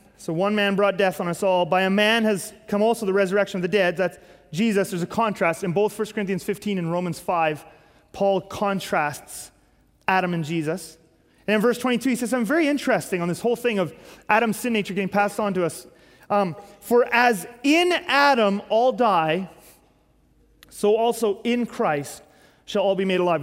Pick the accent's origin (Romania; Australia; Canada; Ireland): Canada; our country, Canada